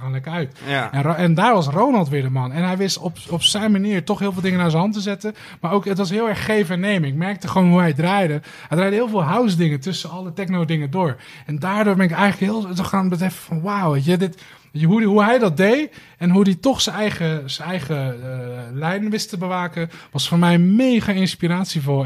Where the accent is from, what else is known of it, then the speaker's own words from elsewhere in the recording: Rotterdam, South Holland, Netherlands; Rotterdam-West. Vlakbij waar ik opgegroeid ben, Schiemond.